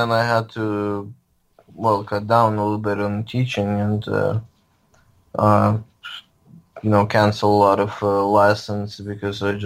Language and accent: English; Lviv, Lviv Oblast, Ukraine; now in St. Louis, United States; I grew up in Lviv, Ukraine.